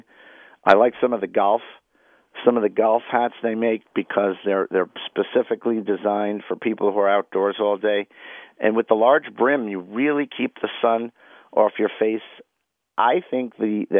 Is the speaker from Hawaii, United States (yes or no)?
no; New York City, New York, United States; I grew up in Washington Heights